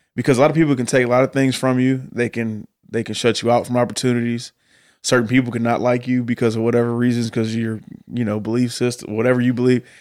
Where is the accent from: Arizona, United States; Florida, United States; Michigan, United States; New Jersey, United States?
Michigan, United States; Detroit; moved away as an adult; now in Nashville, United States; I grew up in Detroit, in the middle of the city